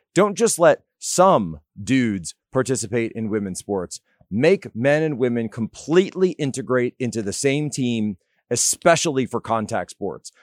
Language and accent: English; Philadelphia, Pennsylvania, United States; Growing up in Pennsylvania